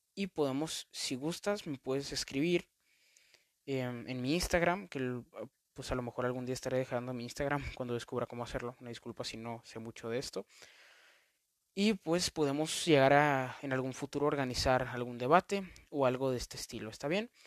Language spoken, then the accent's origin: Spanish; Mexico; en mi país, en México